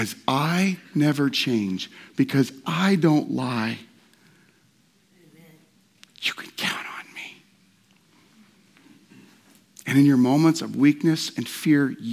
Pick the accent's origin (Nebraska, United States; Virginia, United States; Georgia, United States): Nebraska, United States; I was born in Nebraska